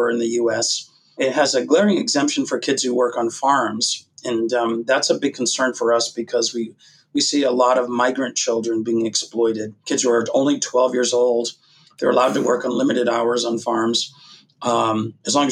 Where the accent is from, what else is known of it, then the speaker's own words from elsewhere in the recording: Massachusetts, United States; I grew up in Massachusetts watching a guy named Bobby Orr play